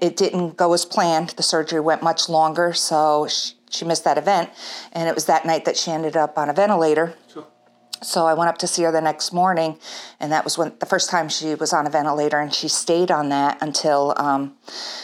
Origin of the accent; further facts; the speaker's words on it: Catskill, New York, United States; I grew up in Catskill, went to school in Catskill